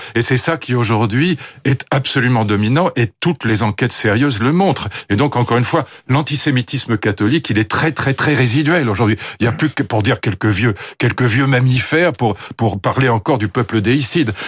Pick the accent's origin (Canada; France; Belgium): France; je suis français